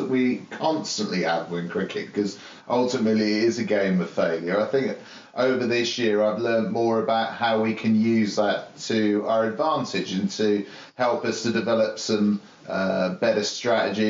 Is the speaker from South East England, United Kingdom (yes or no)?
yes; Isle of Wight, South East England, United Kingdom; who I grew up with on the Isle of Wight